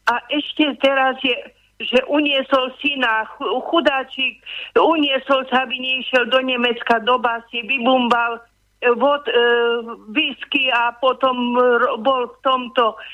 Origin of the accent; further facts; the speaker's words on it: Slovakia; som hrdá Slovenka